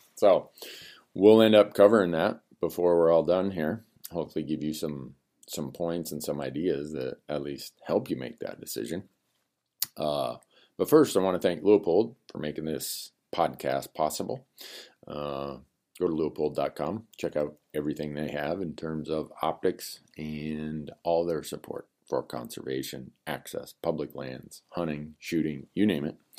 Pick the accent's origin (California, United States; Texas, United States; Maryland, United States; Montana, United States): Montana, United States; my home state of Montana